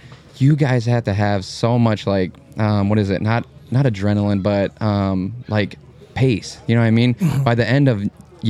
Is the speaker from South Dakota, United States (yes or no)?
yes; South Dakota, United States; I'm from South Dakota